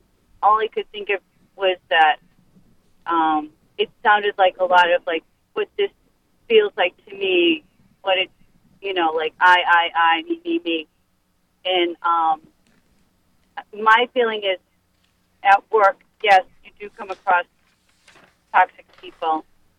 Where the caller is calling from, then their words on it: Worcester, Massachusetts, United States; Yes, I'm from Worcester.